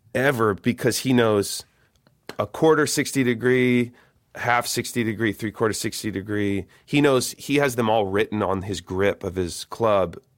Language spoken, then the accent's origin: English; Eugene, Oregon, United States; I'm from Eugene, Eugene, Oregon